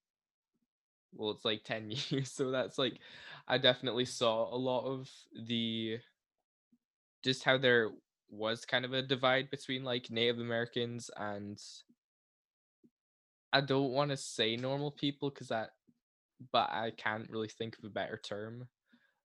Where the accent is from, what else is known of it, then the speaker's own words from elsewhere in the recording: Canada; I'm from Canada myself